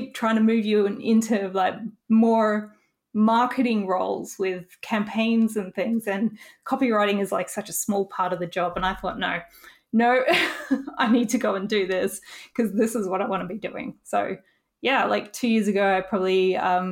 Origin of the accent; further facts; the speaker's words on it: Australia; it was my first time seeing snow as an Australian. We don't get a lot of it